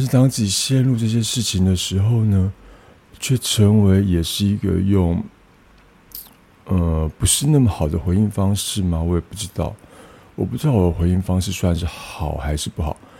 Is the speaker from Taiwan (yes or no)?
yes; Tainan, Taiwan; moved away; 然后我老家在台南永康